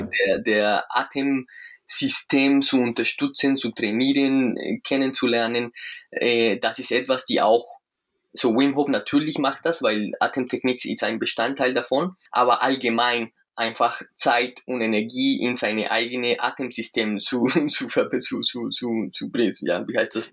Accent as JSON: {"language": "German", "country": "Colombia", "second_language": "German", "moved": "yes", "lives_now": "Munich, Germany", "said": "ich komme aus Südamerika, aus Kolumbien. Wir, wir kennen da keinen Winter"}